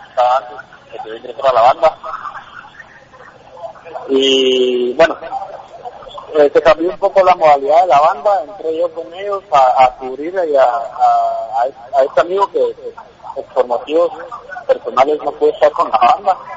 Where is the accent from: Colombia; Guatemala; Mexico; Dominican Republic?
Guatemala